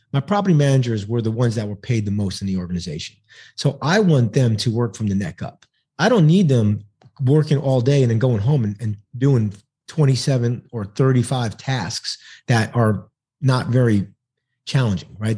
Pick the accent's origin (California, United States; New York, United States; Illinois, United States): New York, United States; New York City; now in Texas, United States; I'm originally from New York City, but I live in the great state of Texas now